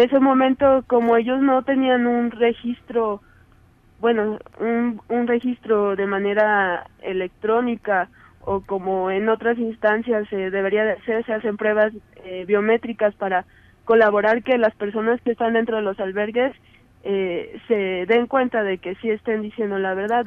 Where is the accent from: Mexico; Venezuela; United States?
Mexico; realmente soy mexicana